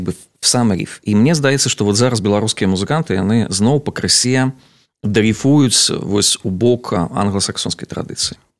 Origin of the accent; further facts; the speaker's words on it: Navapolatsk, Vitebsk Region, Belarus; з наваполоска, адкуль я родам